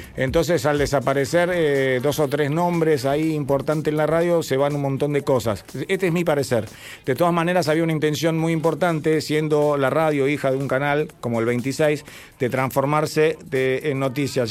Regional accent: Argentina; somos argentinos

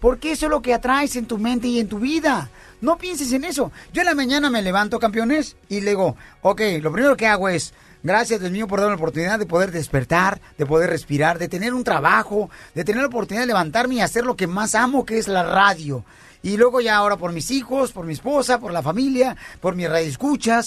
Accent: Ocotlán, Jalisco, Mexico; now in United States; yo soy de, de Ocotlán y mis dientes son de fuera

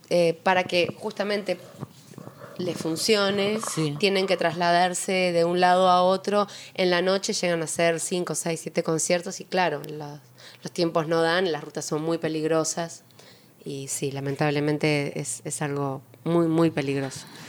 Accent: Uruguay; moved away as an adult; also born or lived in Argentina; now in Buenos Aires, Argentina; amo mi país, Uruguay, pero claramente vivo hace muchos más años aquí

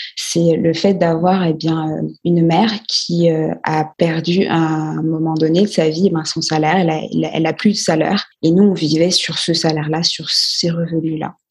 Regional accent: Guadeloupe; je suis originaire de, de la Guadeloupe

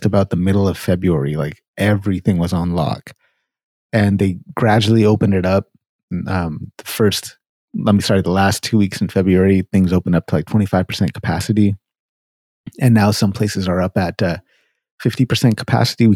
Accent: Sacramento, California, United States; moved away as an adult; now in Winnipeg, Canada; I'm born and raised Sacramento, California, South Sacramento for anybody listening, Valley High.

